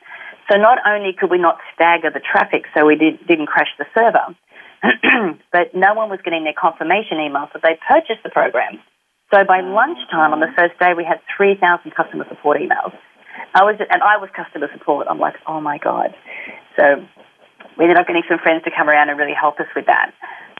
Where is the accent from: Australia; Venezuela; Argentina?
Australia; because we're Australian, we didn't have a bank account or couldn't set up a merchant facility